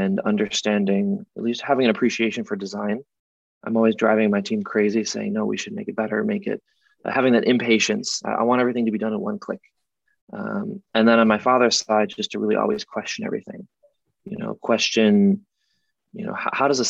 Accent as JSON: {"language": "English", "town": "Rochester", "region": "New York", "country": "United States", "tie": "born or raised there", "said": "I grew up in Rochester, New York, which is part of the Rust Belt in upstate New York."}